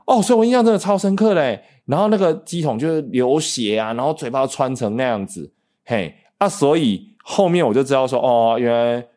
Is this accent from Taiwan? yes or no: yes; Nantou County, Taiwan; 我也是土生土长的南投人